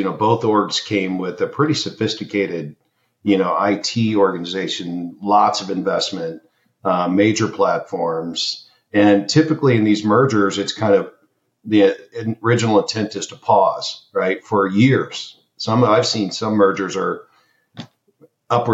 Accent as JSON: {"language": "English", "town": "Kansas City", "country": "United States", "tie": "born or raised there", "said": "Kansas City, my hometown"}